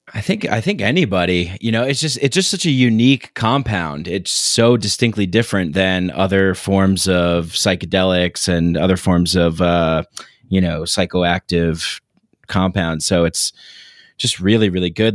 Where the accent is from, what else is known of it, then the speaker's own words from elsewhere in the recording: New York City, New York, United States; I grew up in New York